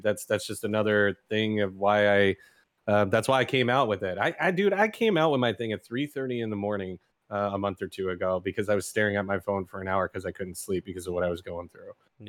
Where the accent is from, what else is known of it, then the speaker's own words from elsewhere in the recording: New York, United States; Oh, New York, hands down. I'm a New Yorker. I'm a New York boy.